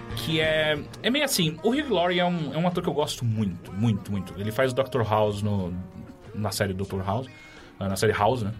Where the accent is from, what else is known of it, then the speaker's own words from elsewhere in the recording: São Paulo, Brazil; Quando eu era moleque, eu cresci na Zona Norte